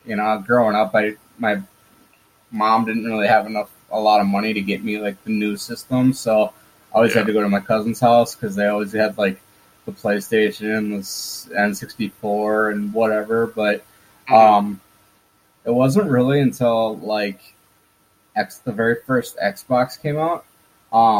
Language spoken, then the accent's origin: English; Minnesota, United States; I'm from the States, from Minnesota, USA.